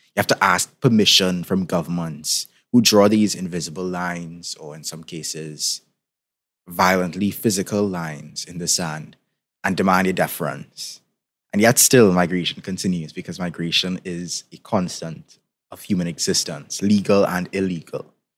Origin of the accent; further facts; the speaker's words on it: Trinidad & Tobago; in case you couldn't tell by my accent, I'm from the Caribbean, particularly from Trinidad and Tobago